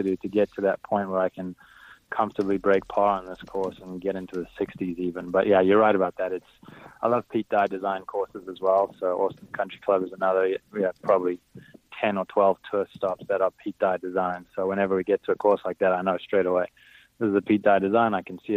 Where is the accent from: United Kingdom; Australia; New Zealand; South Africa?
South Africa; Johannesburg, Gauteng; moved away as an adult; also born or lived in Texas, United States; I grew up in Johannesburg